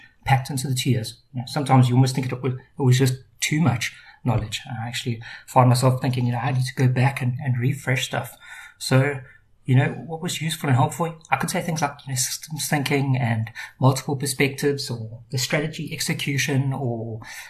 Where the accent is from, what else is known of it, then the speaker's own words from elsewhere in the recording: Durban, KwaZulu-Natal, South Africa; moved away as an adult; now in Cape Town, South Africa; I grew up in Durban, most of my life there, and moved down to the Cape about 10 years ago